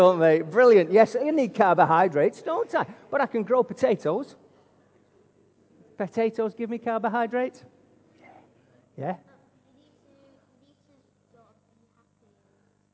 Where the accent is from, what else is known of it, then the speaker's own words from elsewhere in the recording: Wigan, North West England, United Kingdom; now in Altrincham, United Kingdom; greetings from my hometown of Wigan